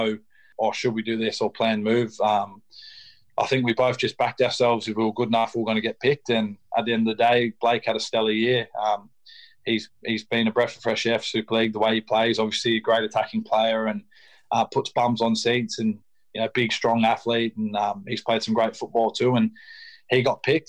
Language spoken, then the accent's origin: English; Mirrabooka, Western Australia, Australia; moved away as an adult; now in Wigan, United Kingdom; I'm born and raised in Australia